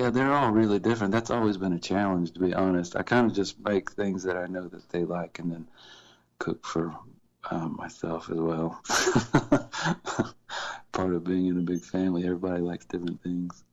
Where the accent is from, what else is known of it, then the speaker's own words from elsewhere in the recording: Columbia, South Carolina, United States; moved away; also born or lived in Miami; we grew up together in Columbia, South Carolina